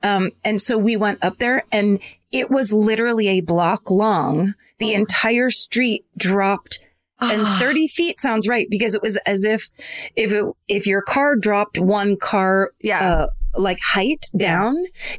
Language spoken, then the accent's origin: English; Meridian, Mississippi, United States; But anyway, I'm going to go with I'm from Meridian, Mississippi.